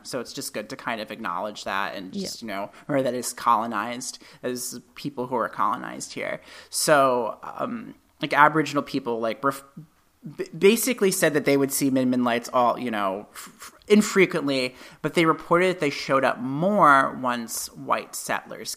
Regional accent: New England, United States; where I grew up in New England

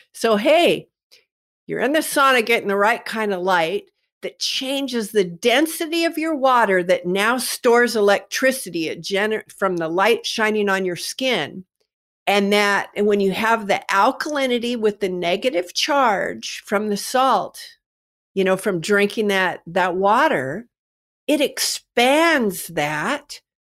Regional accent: Kennewick, Washington, United States; I'm from Kennewick, Washington, and of course we have the Hanford Reservation here

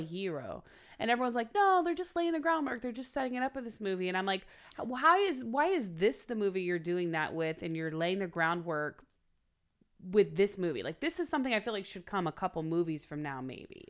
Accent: Oklahoma, United States; now in Los Angeles, United States; I'm from Oklahoma

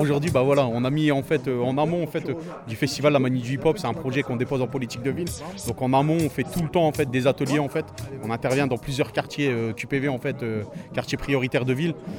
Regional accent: Masny, Hauts-de-France, France; je suis originaire du Blancu. Pour moi, c'est le quartier du Blancu

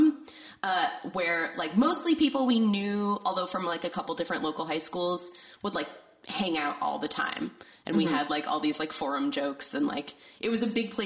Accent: St. Paul, Minnesota, United States; I grew up in Minnesota, but I grew up in St. Paul, which is the capital

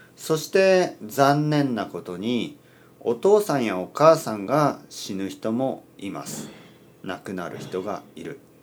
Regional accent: Kyushu, Oita, Japan; moved away; 僕の出身は九州の大分県です

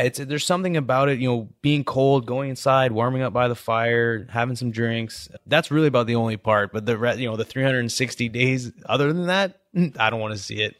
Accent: Canada; moved away as an adult; now in United States; growing up in Canada, my goal was to, like, growing up in high school, I always wanted to play football in the States.

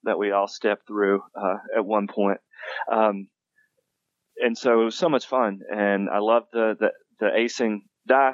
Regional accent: Western North Carolina, United States; moved away as an adult; now in Denver, United States; I grew up in Western North Carolina, so I'm from Appalachia

